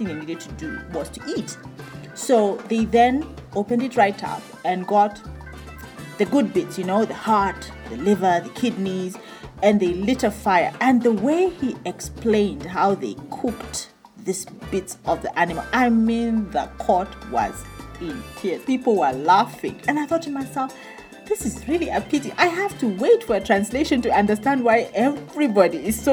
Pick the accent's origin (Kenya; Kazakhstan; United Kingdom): Kenya; moved away as an adult; now in Botswana; I'm a Kenyan lady, born in Kenya, and I moved to Botswana at the age of 18